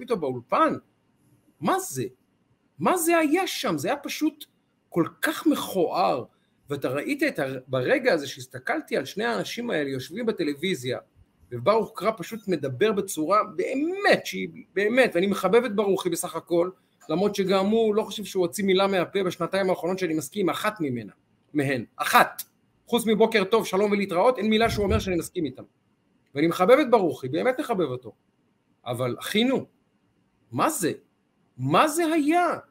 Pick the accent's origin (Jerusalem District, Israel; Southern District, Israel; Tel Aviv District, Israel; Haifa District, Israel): Tel Aviv District, Israel; Ramat Gan; איך אומרים אצלנו ברמת גן